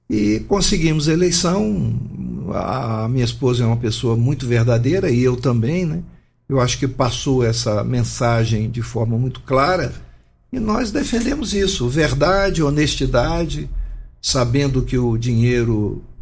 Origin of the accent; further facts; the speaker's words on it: Rio Grande do Sul, Brazil; born there; now in Brasília, Brazil; eu sou nascido no Rio Grande do Sul, de família carioca, né?